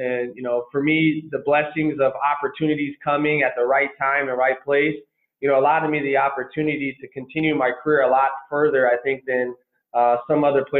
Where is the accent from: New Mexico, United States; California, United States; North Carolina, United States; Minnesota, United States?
Minnesota, United States; Minneapolis; also born or lived in Colorado; I grew up in Minneapolis, Minnesota, played for Robbinsdale High School